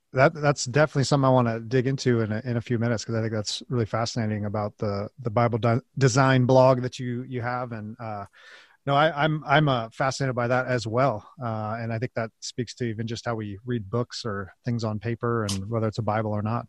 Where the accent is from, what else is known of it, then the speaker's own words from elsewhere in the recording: West Coast, United States; now in Kansas City, United States; I, am actually from the West Coast, and I'm in in the Midwest now in Kansas City